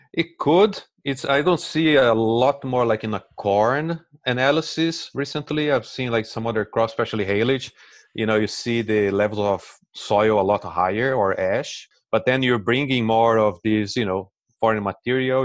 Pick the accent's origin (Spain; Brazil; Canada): Brazil; English is a second language; moved away as an adult; also born or lived in Delaware, United States; now in United States; As you can see on the accent, I'm originally from Brazil